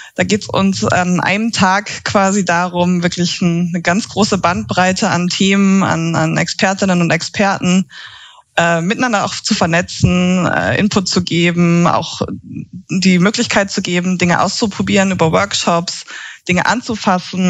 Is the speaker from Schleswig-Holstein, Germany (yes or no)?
yes; Schleswig-Holstein, Germany; also born or lived in Leipzig; now in Berlin, Germany; Ich komme ursprünglich aus Schleswig-Holstein.